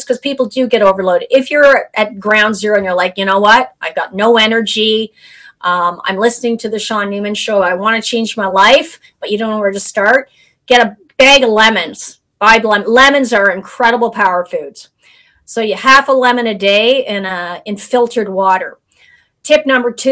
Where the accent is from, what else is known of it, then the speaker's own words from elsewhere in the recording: Canada; we're both Canadian